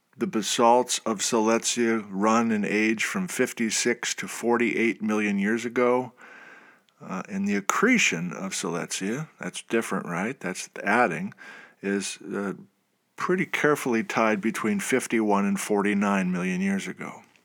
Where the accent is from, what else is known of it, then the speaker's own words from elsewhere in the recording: Wisconsin, United States; moved away; I went to the University of Wisconsin in Madison. That's, that's my home state.